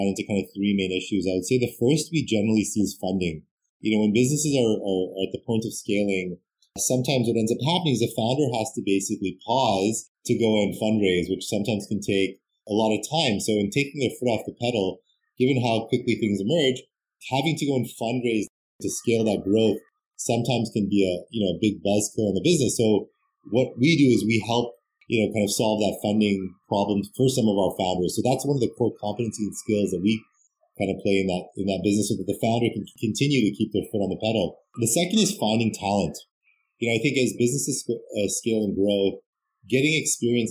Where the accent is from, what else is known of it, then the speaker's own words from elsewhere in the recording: Canada; growing up in Canada